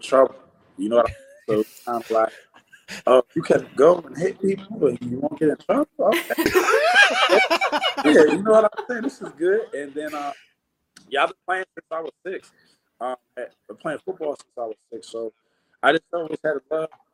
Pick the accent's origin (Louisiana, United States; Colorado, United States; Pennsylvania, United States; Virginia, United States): Pennsylvania, United States; Philadelphia; moved away as an adult; now in Edmonton, Canada; originally I'm from Philadelphia, Pennsylvania